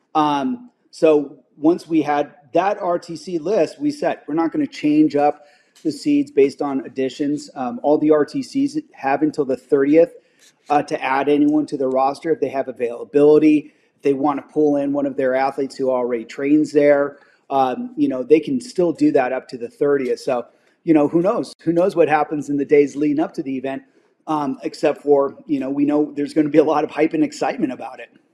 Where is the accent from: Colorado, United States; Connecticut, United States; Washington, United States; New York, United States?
Washington, United States; Spokane; my hometown Spokane